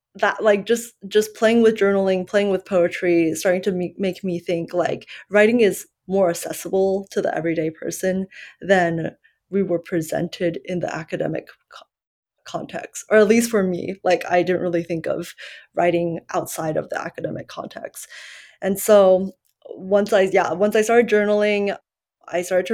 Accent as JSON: {"language": "English", "country": "United States", "tie": "born or raised there", "second_language": "English", "said": "growing up here and, well, for a while, I kind of identified English as my second language because ethnically I'm Chinese and, like, we immigrated when I was 7"}